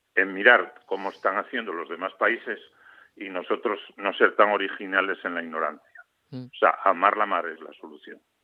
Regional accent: Gijón, Asturias, Spain; also born or lived in Infiesto, Asturias / Oviedo; soy de infiesto, pero descubrí la mar, creo recordar, con el maestro de, allí, de mi pueblo, de Lozana, en de Sella. Pero a ver, realmente soy, un, eh, soy de allí, eh, o sea, me honro de haber nacido allí, eh, pero soy gijonés, ¿no? O sea, quiero decir que siempre viví en Gijón

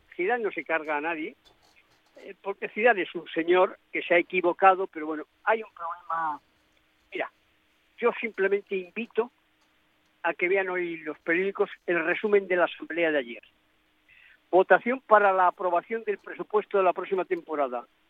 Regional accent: Spain; yo soy español por eh, todos los poros de mi pequeño, de mi pequeño cuerpo

